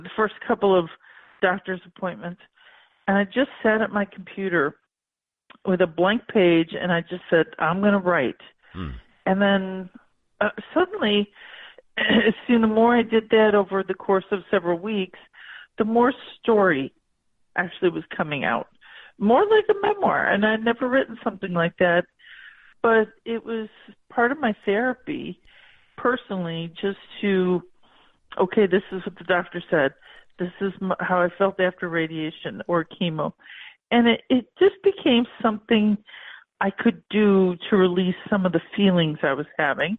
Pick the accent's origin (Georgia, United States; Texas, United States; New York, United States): New York, United States; Buffalo; I'm from Western New York. In Buffalo area